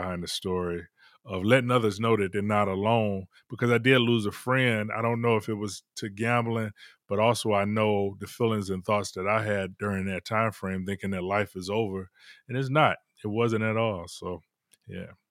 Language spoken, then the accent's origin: English; Detroit, Michigan, United States; I'm from Detroit originally